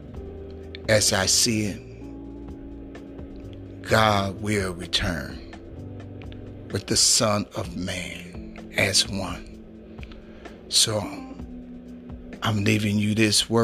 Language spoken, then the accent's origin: English; Chicago, Illinois, United States; I'm from Chicago, Illinois, the Windy City